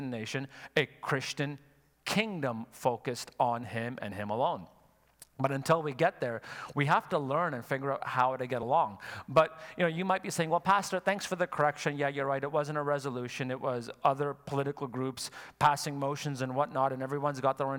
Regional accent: Quebec, Canada; I'm from Quebec

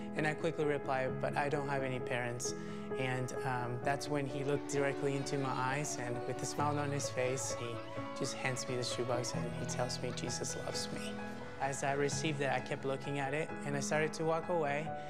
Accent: El Salvador; moved away; I'm from El Salvador. I actually don't know much about my own country uh, because I was in an orphanage in the middle of nowhere, and that's where I grew up.

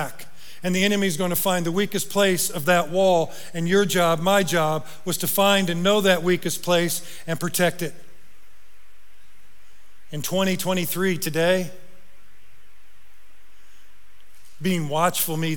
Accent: Northern Indiana, United States; moved away; I'm from Northern Indiana.

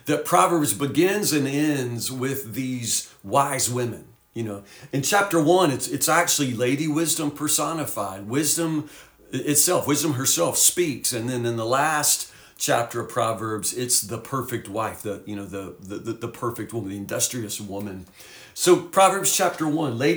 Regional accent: Woodburn, United States; we were crazy teenagers growing up in Woodburn

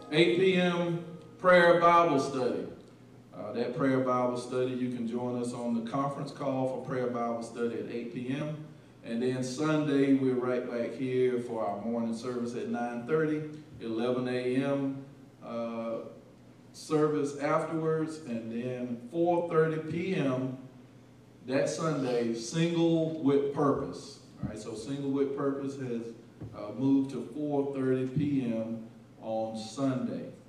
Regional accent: Albany, United States; I'm from Albany

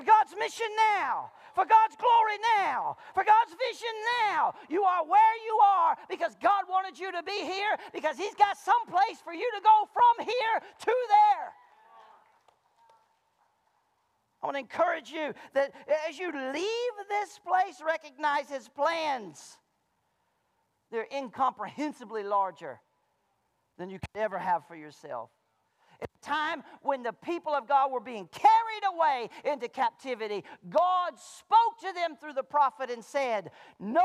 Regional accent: Malone, Florida, United States; now in Centreville, United States; I grew up in Malone, Florida

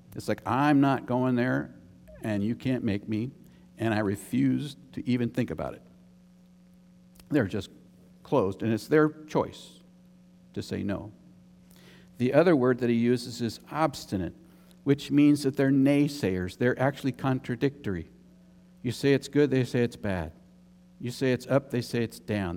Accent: United States; also born or lived in Germany; I'm American.

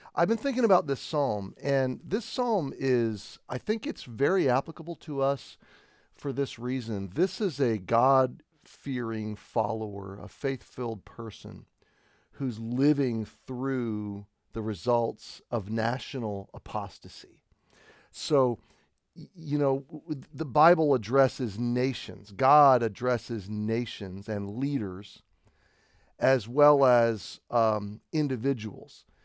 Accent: United States; as an American, I have been raised t, to, uh, be patriotic

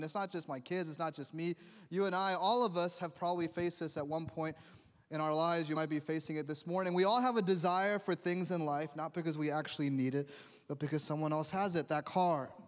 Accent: New York, United States; growing up in New York

